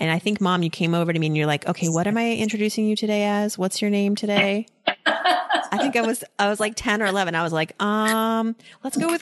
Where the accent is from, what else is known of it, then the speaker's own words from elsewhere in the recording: East Coast, United States; I'm Iranian, that I grew up on the East Coast